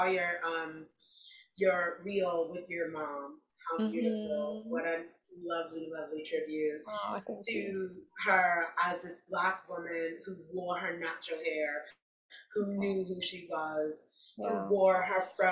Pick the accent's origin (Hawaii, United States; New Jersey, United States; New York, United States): New York, United States; New York City; growing up in New York City and it being so multicultural